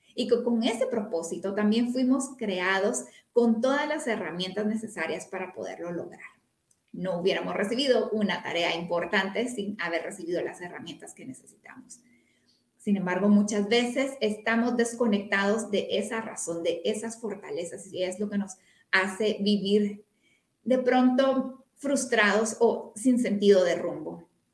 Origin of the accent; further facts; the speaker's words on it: Guatemala; soy una mujer guatemalteca con familia en todo el país prácticamente